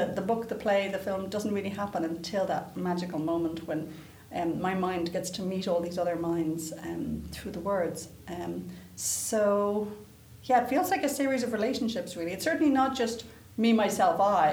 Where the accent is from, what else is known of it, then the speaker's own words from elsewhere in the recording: Ireland; moved away as an adult; also born or lived in England; now in Canada; growing up in Ireland in the 80s, you know, you were hoping to leave.